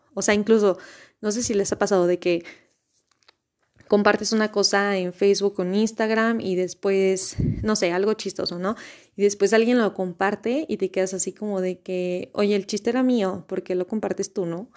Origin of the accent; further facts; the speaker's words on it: Mexico; soy mexicana